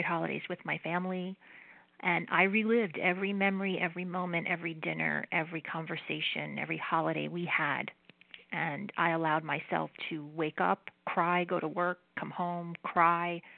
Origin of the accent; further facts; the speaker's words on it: New Jersey, United States; I am Italian and I'm from New Jersey